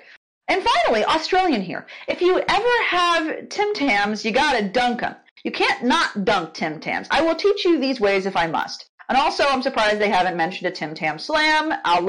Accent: United States; I'm American

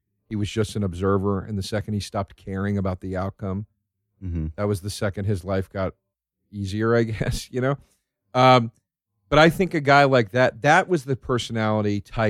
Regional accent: Philadelphia, Pennsylvania, United States; moved away; we're both from Philly.

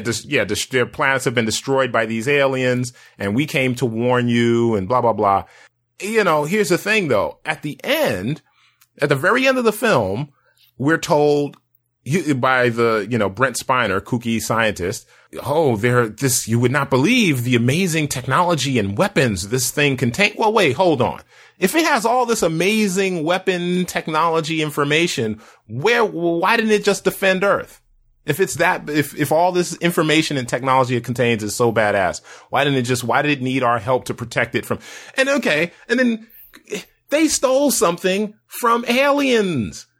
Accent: United States; as an American science fiction lover

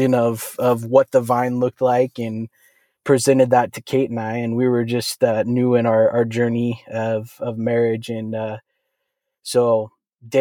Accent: United States; also born or lived in New Orleans, Louisiana / Malibu, California; I primarily grew up in the Tri-Cities, but I was born on a bayou in New Orleans. I'm just kidding. It was a hospital, but I only lived there for a couple years

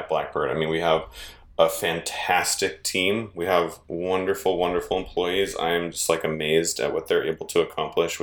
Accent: the Bay Area, California, United States; moved away as an adult; also born or lived in San Francisco; now in Reno, United States; I'm from the Bay Area and moved to Reno, Nevada

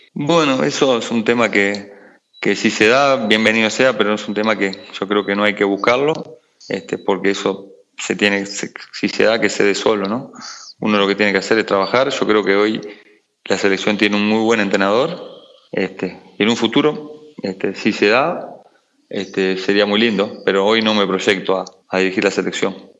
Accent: Montevideo, Uruguay; yo nací en Montevideo, Uruguay, en, el barrio Capurro

